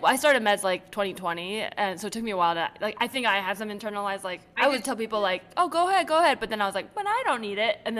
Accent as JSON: {"language": "English", "area": "the Bay Area", "region": "California", "country": "United States", "tie": "born or raised there", "said": "I grew up in the Bay"}